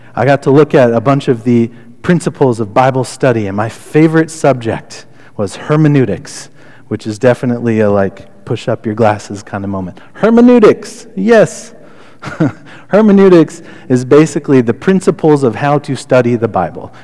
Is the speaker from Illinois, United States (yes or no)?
no; Connecticut, United States; moved away; also born or lived in Albany, Oregon; I grew up right outside New York City